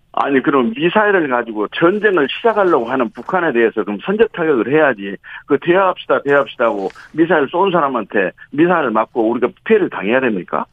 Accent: Honam, South Korea

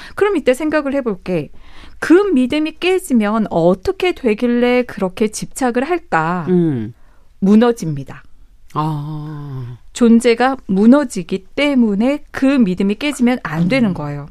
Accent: South Korea; moved away as an adult; also born or lived in Seoul; 저도 이제 지방에서 고등학교까지 네. 다니다가 서울에 올라왔잖아요

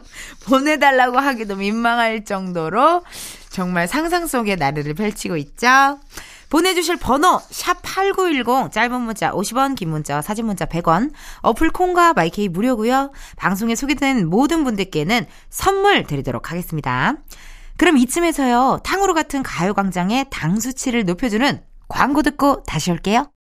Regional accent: Incheon, South Korea; 여기는 나의 고향이고, 나의 본집이고, 나의 본, B-O-R-N이에요. 바로 인천의 딸입니다, 제가.

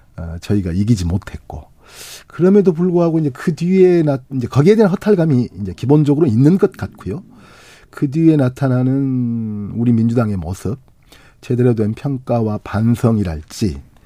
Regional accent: Honam, South Korea; 저도 이제 호남 사람이니까.

